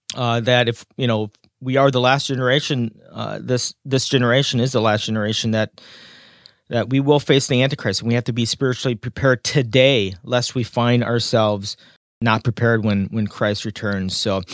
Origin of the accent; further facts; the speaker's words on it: Wisconsin, United States; now in New Jersey, United States; I'm originally from Wisconsin. I'm exiled in New Jersey.